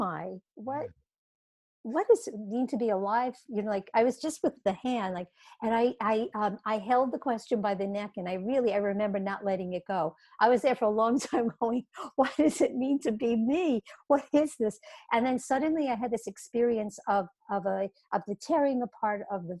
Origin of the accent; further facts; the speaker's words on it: New York City, New York, United States; I was 6 years old and I was growing up in Brooklyn, New York